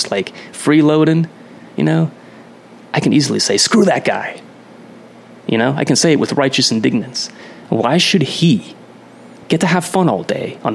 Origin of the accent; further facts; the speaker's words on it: Pennsylvania, United States; I grew up in Pennsylvania all my life, central PA and northeastern PA